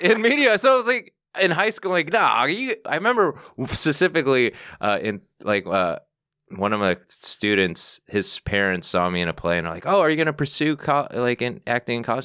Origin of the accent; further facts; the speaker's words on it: Chicago, Illinois, United States; moved away as an adult; also born or lived in Northwest Indiana; now in New York, United States; I was born in Chicago, the city, and then I moved out to the, the suburbs, and then, well, I lived in Northwest Indiana for, like, a couple years, and then I moved back, but to the suburbs